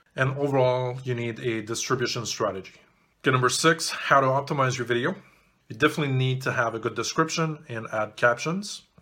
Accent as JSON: {"language": "English", "country": "Canada", "also_born_or_lived": "Montreal", "said": "I'm Canadian"}